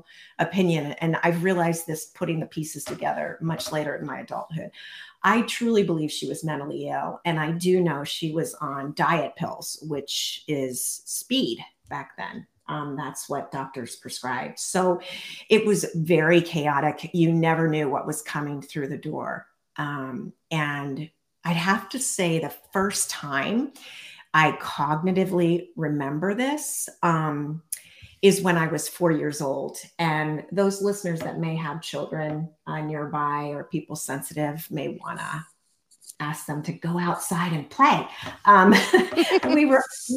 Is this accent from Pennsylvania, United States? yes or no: yes; central Pennsylvania, United States; now in Montana, United States; I'm originally from a teeny tiny town in the center of Pennsylvania